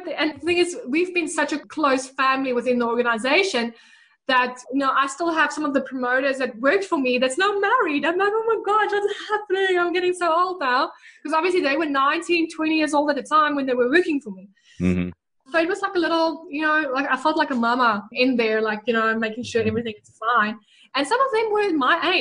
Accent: Bloemfontein, Free State, South Africa; accent: Afrikaans; English is a second language; moved away as an adult; also born or lived in Port Elizabeth, South Africa; now in New Zealand; I'm originally from Bloemfontein, which is very farm

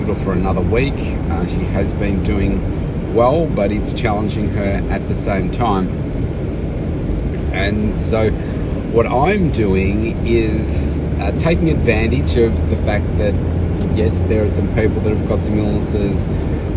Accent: Melbourne, Victoria, Australia; my hometown here

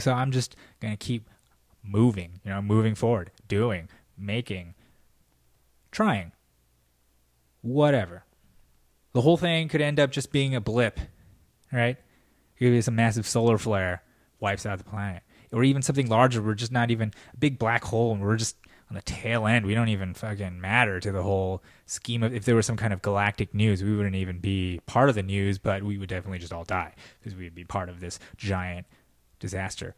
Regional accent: United States; being an American, being an American

